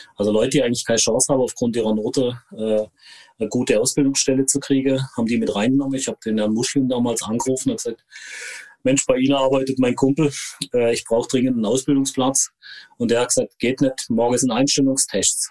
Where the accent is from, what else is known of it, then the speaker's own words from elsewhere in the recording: Konstanz, Baden-Württemberg, Germany; also born or lived in Hohenlohe; ich bin in Konstanz geboren, äh, am schönen Bodensee.